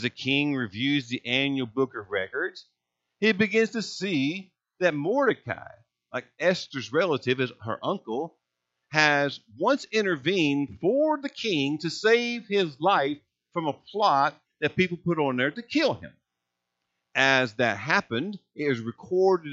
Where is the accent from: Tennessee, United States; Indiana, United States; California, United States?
Indiana, United States; Princeton; moved away as an adult; also born or lived in Texas / Evansville, Indiana; I grew up in Princeton, in Gibson County